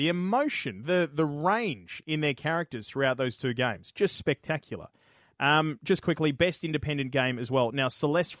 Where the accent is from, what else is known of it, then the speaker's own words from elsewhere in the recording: Australia; I'm Australian